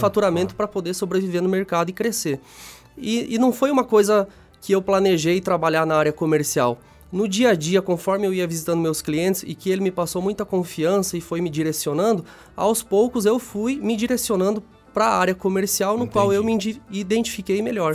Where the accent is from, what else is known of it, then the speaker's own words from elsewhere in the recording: Xanxerê, Santa Catarina, Brazil; eu sou natural de Xanxerê, é uma cidade pertinho daqui, dá uns 40 quilômetros.